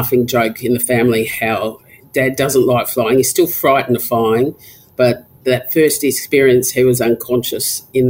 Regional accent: Alice Springs, Northern Territory, Australia; I was born and raised in Alice Springs. I did all my schooling there.

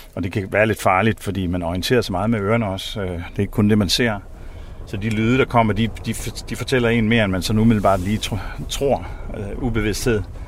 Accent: Samsø, Central Denmark Region, Denmark; jeg er vokset op på Samsø øh, i et landbrug

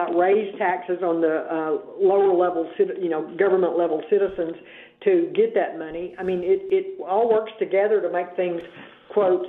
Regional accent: Arkansas, United States; Republicans here in Arkansas, we're from the South.

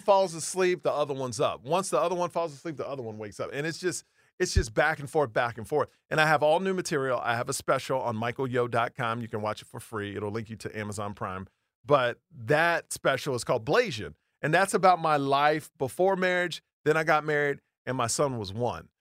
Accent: Houston, Texas, United States; I grew up in Houston, Texas

